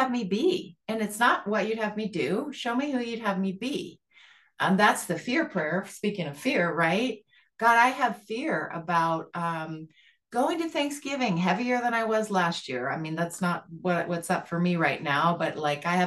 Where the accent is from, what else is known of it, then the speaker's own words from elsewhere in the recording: Montana, United States; I'm from Montana